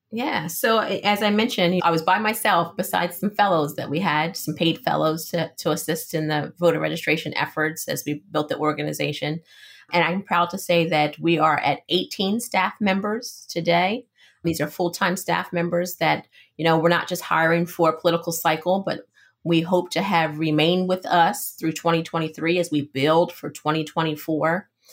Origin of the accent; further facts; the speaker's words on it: West Chester, Pennsylvania, United States; also born or lived in North Carolina; I grew up in Westchester, Pennsylvania, Chester County, about uh, 35 minutes outside of Philadelphia.